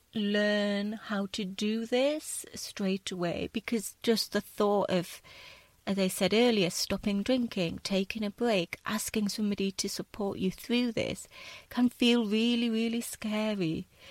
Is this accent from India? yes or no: no; United Kingdom; also born or lived in south of Spain; now in Spain; being British